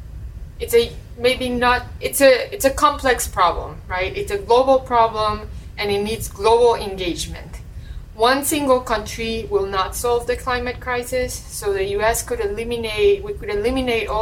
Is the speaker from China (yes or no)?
no; Colombia; now in United States; I'm originally from Colombia